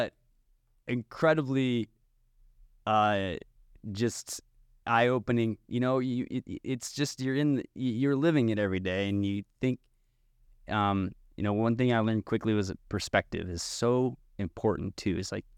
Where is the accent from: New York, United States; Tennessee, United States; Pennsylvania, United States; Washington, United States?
New York, United States; I'm from New York, and I run.